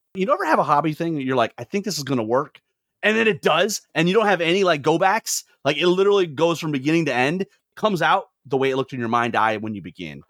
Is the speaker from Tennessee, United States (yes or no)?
no; Lansing, Michigan, United States; I grew up in Lansing, Michigan, the home of Irvin Johnson.